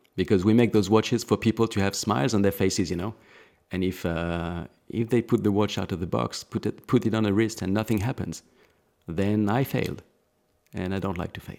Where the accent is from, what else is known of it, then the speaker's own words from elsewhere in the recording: Alsace, Grand Est, France; I was born in Alsace